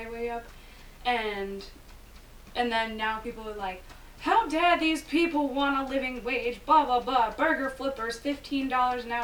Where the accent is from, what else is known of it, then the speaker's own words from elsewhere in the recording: United States; as an American